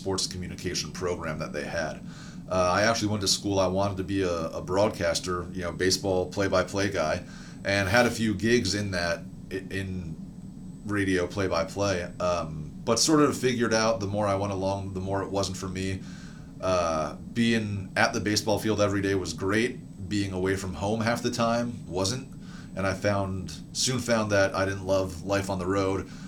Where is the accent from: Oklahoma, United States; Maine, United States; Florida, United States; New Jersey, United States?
New Jersey, United States; western; moved away as an adult; also born or lived in New York; now in Durham, United States; I grew up in New Jersey, in the western part of New Jersey.